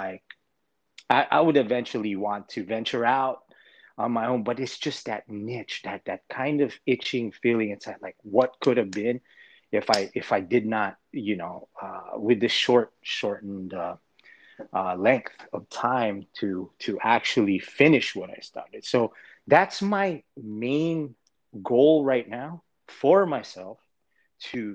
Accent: Los Angeles, California, United States; moved away as an adult; moving back to LA in my hometown

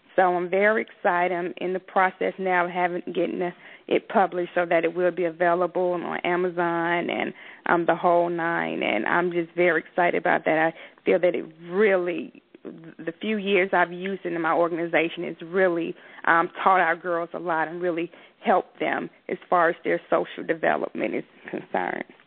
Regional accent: Atlanta, Georgia, United States; I grew up in southwest Atlanta

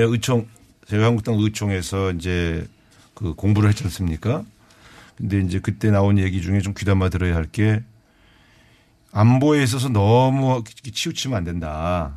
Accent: Cheorwon, Gangwon, South Korea; 제가 고향이 그 접경 지역 강원도 철원 출신이라서

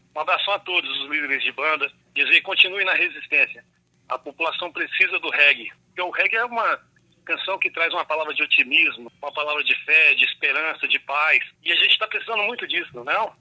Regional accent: Cerrado, Central-West Brazil, Brazil; Nós que somos do Cerrado e a gente que ama esse bioma nosso, né, do Centro-Oeste

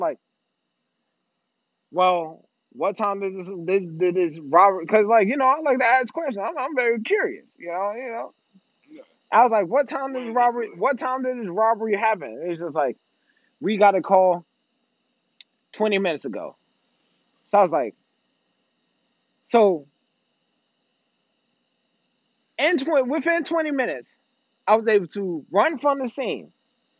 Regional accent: Maryland, United States; I'm from Maryland

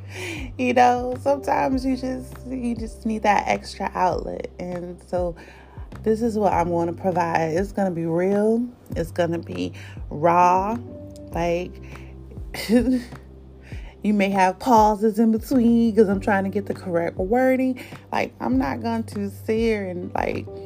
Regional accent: North Carolina, United States; now in Delaware, United States; I'm from North Carolina. All of my friends, which is very few, is in North Carolina.

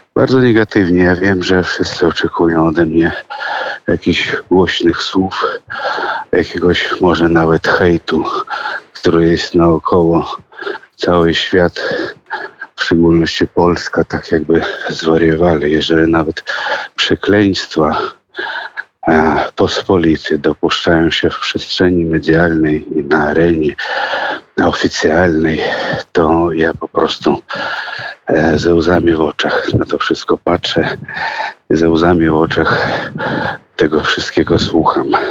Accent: Russia; now in Poland; ja urodziłem się w Rosji, owszem, ale urodziłem się w rodzinie polskiej

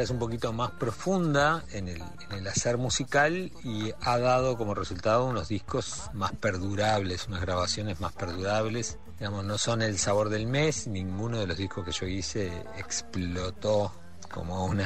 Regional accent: Mexico; also born or lived in Montevideo, Uruguay; Nos fuimos a México, yo me crié en México y un poco en ese ambiente de la cultura de los uruguayos exiliados.

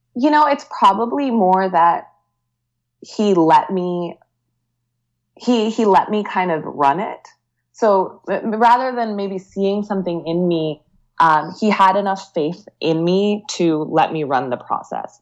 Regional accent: Virginia, United States; moved away as an adult; also born or lived in Bay Area, California; I grew up in Virginia

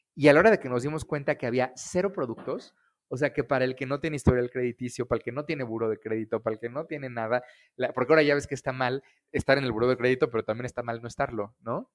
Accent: Querétaro, Mexico; moved away; also born or lived in Mexico City; yo soy queretano, nací en una familia este, de financieros queretanos muy tradicionales

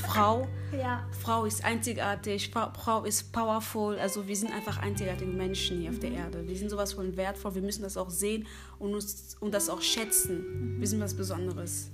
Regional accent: Cologne, North Rhine-Westphalia, Germany; also born or lived in Democratic Republic of the Congo; komme aus Köln

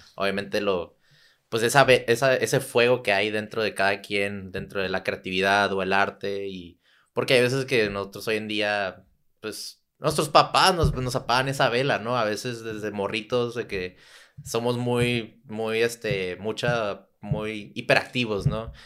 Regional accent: Tijuana, Baja California, Mexico; also born or lived in San Diego / Santa Cruz; crecí en Tijuana, nací en San Diego

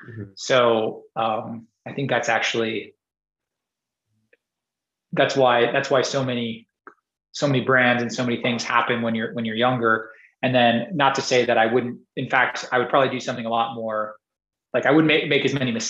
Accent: Singapore; now in United States; like when I was growing up in Singapore, and I would bike everywhere. I just go bike everywhere. I wouldn't. I didn't have a car until I came to the U.S.

